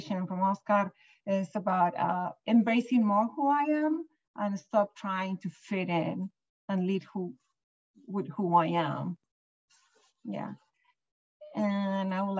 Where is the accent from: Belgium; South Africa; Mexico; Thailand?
Mexico; Mexico City; now in San Mateo, United States; born and raised in Mexico City, Chilanga.